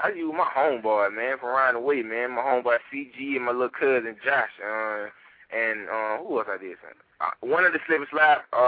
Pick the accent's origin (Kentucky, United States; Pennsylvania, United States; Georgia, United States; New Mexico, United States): Georgia, United States; now in Tampa, United States; I'm from Georgia